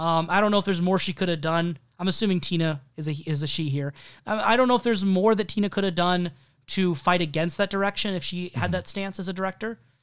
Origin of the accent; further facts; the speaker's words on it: United States; as an American